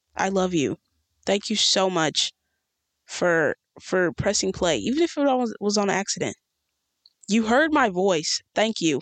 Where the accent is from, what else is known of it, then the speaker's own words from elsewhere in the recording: United States; in America, in my hometown